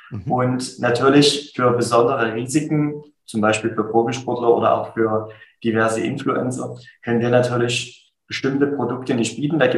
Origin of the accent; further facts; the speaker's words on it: Dresden, Saxony, Germany; Ich komme aus Dresden, bin aktuell süße 32 Jahre jung